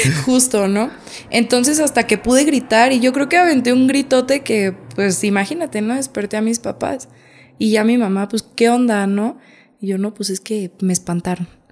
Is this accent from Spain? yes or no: no; Santa María Xochoteco, Hidalgo, Mexico; Mi pueblito es muy bello.